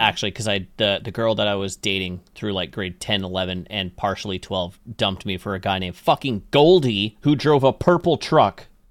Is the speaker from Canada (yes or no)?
yes; Canada; I'm Canadian